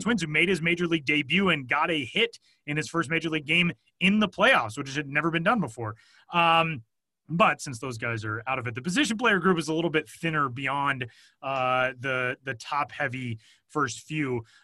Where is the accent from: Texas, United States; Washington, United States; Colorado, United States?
Colorado, United States; Denver; being born and raised in Denver